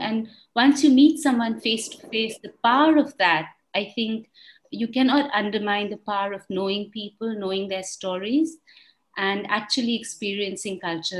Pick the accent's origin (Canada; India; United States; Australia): India; moved away as an adult; I was born in India. I've lived in India for more than 20 years before moving out and then lived across different countries.